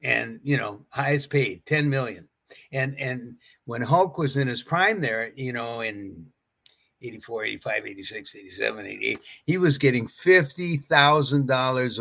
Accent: White Bear Lake, Minnesota, United States; I had my own business in my hometown of White Bear Lake, Minnesota

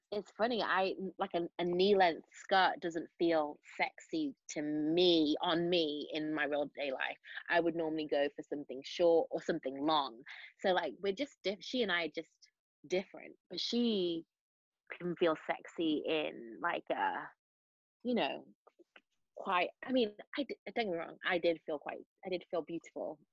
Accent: Manchester, North West England, United Kingdom; accent: Mancunian; I do keep my accent on because of it's difficult to switch between Mancunian and South Side of Chicago

